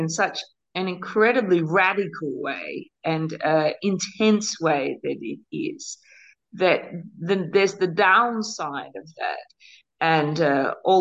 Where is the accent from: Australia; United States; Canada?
Australia; moved away as an adult; By blood, I'm an Australian mix, Celtic roots, Australian born.